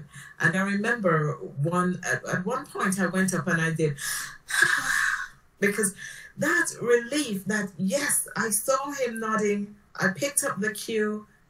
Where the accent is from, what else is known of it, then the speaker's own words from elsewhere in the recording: Jamaica; now in United Kingdom; Home for me is the Caribbean. I was born in Jamaica